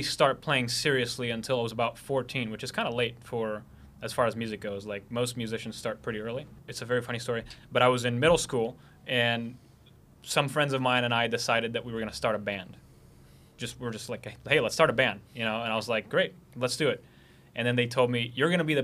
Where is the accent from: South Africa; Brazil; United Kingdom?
Brazil; Carapicuíba, São Paulo; born or raised there; moved away as an adult; also born or lived in Boston, United States; now in Los Angeles, United States